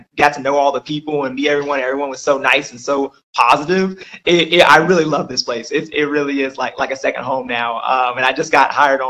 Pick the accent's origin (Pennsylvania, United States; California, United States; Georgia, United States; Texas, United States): Georgia, United States; Lawrenceville; also born or lived in Mississippi / Norcross, Georgia; I'm originally from Mississippi. I was raised in Georgia ever since I was 3 years old, so I'm pretty much a Georgia boy. But I was raised in Lawrenceville, Georgia